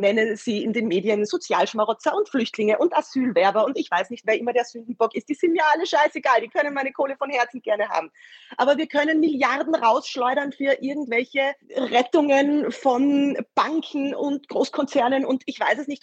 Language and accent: German; Vienna, Austria; bei uns in Wien